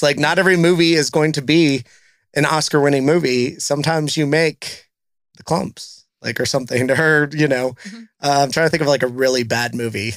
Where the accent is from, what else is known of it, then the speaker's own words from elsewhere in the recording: South Texas, United States; now in Cincinnati, United States; places that I grew up going to, uh, being in South Texas